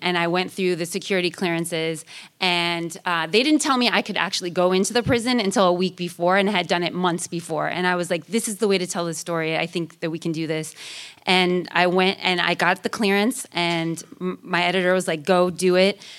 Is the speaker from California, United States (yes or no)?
yes; Sacramento, California, United States; born or raised there; also born or lived in Oakland, California